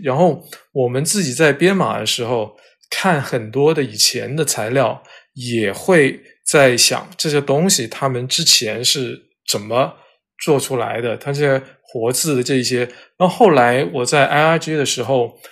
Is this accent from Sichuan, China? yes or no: no; Guangdong, China; now in Beijing, China; 我自己作为广东人